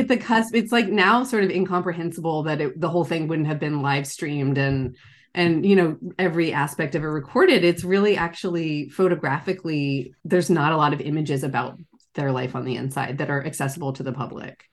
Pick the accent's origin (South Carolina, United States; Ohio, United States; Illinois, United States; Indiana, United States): South Carolina, United States; Charleston; born or raised there; now in San Francisco Bay Area, United States